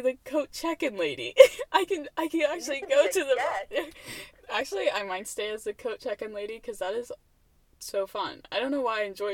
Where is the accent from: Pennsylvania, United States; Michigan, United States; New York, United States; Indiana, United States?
Indiana, United States; I was born in Indiana